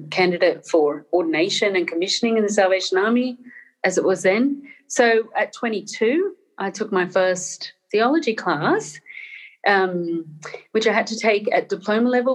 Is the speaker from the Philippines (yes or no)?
no; Northern Ireland, United Kingdom; born in Northern Ireland in a Catholic family, so there were certain political leanings and assumptions, especially around class and things like colonialism, that I was raised on.